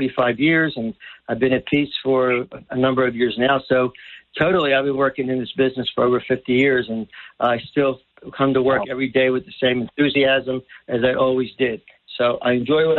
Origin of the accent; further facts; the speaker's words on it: Sicily, Italy; moved away; io vengo da Sicilia